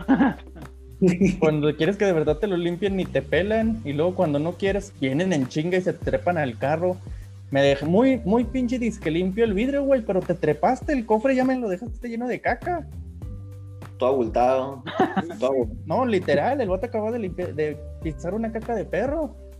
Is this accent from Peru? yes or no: no; Mexico; en nuestro país